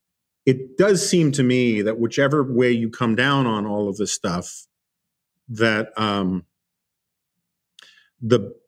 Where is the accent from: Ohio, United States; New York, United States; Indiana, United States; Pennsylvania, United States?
New York, United States; growing up in New York